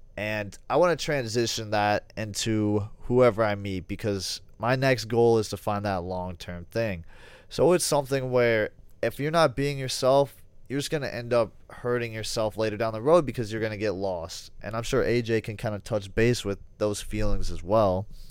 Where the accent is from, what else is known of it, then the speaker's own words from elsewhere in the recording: United States; being part of being an American